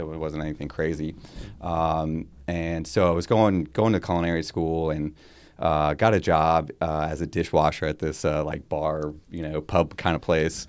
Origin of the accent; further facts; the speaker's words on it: Florida, United States; now in Baltimore, United States; growing up in Florida